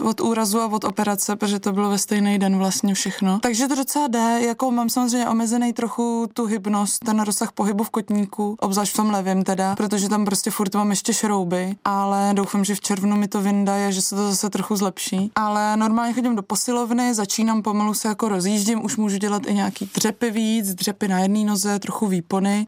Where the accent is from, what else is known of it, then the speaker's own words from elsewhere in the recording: Krkonoše, Czechia; u nás doma v Krkonoších